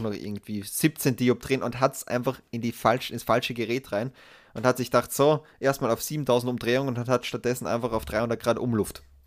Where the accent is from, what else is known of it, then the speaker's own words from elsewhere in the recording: Austria; als Österreicher